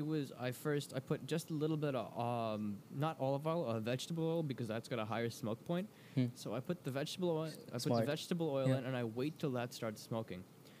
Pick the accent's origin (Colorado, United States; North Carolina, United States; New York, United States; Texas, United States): New York, United States; moved away; I grew up in New York and near like, the more hipster area.